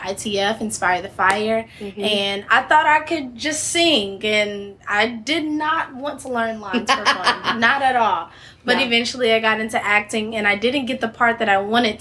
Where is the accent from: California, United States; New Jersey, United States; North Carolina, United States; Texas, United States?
North Carolina, United States; Monroe; I'm from a little town called Monroe, North Carolina